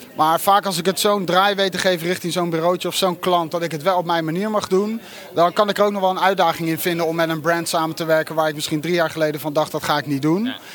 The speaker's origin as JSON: {"language": "Dutch", "country": "Netherlands", "said": "je hebt als Nederlander nog nooit zoiets meegemaakt."}